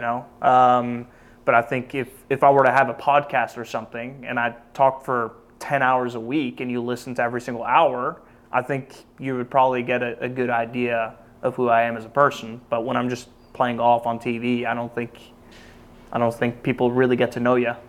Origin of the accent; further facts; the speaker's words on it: Norway; moved away as an adult; also born or lived in Oklahoma; Growing up in Norway